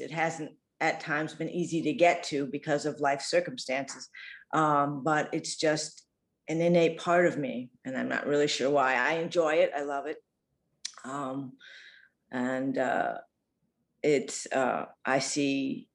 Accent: Massachusetts, United States; moved away as an adult; also born or lived in Virginia / Venezuela; I was born in Virginia. Yeah. I grew up in Massachusetts

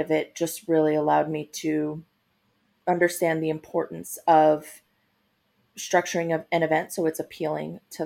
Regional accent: Long Island, New York, United States; moved away as an adult; also born or lived in Guatemala / Boston, Massachusetts; now in Los Angeles, United States; I grew up on Long Island

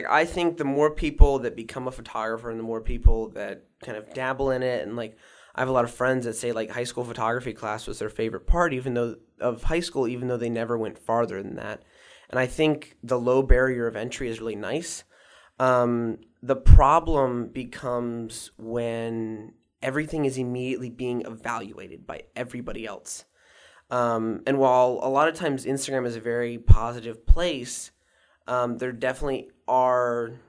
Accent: Walkersville, Maryland, United States; Yeah, okay. I grew up in Walkersville.

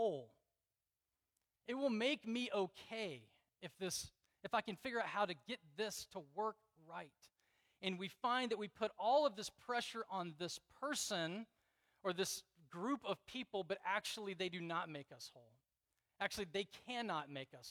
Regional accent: Deep South, United States; I grew up in the Deep South where, you know, you could party on Saturday night and go to church on Sunday

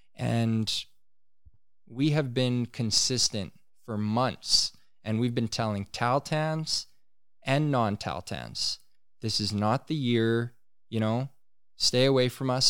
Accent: Tahltan territory, British Columbia, Canada; we're in British Columbia.

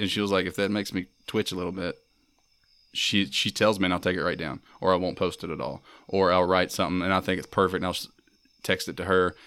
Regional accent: Mississippi, United States; proud of being from Mississippi, I'm proud of being American

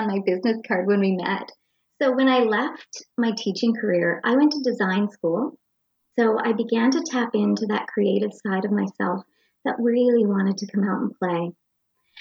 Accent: Nova Scotia, Canada; I grew up in Jador, a little town in Nova Scotia, just a small town

